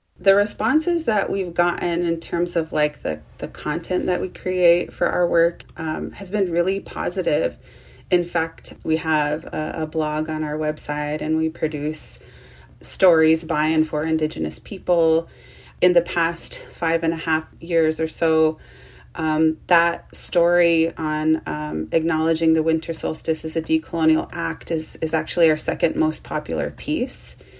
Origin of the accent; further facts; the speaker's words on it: United States; I grew up on the Shoshone Paiute Reservation and on the Duck Valley Indian Reservation in Idaho and Nevada